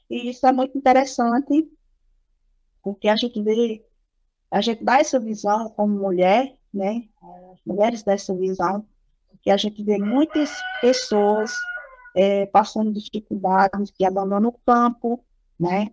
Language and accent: Portuguese; Triunfo, Pernambuco, Brazil; sou aqui do município de Triunfo